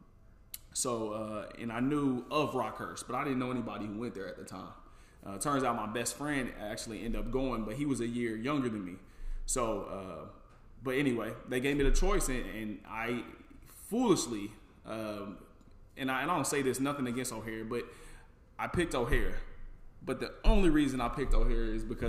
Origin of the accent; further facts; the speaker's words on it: Kansas City, Missouri, United States; I grew up in the inner city. I grew up on 12th in Brooklyn. So right there on 12th Street by the Gates Barbecue